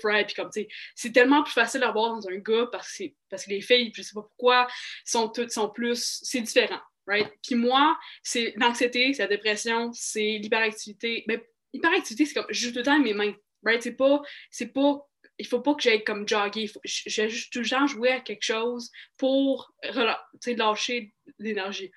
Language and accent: French; Mirabel, Quebec, Canada; moved away; also born or lived in Montreal / Saskatchewan; je suis née à Montréal